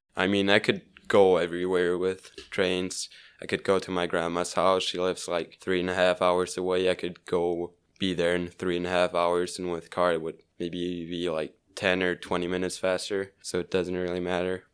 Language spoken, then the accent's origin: English; Switzerland; English is a second language; I grew up in Switzerland.